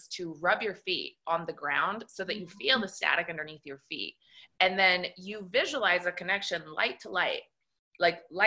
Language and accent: English; Italy; moved away; Because I was raised in Italy, in a Catholic country. My family is all Italian.